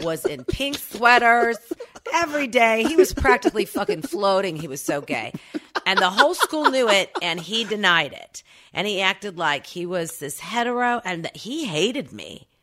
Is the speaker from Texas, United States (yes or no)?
no; Oklahoma City, Oklahoma, United States; born or raised there; accent: Okie; moved away